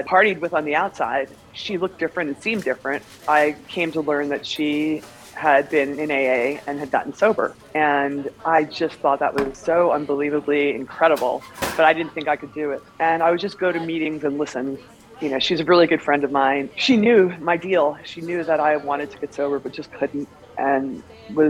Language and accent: English; New York, United States; I'm from New York.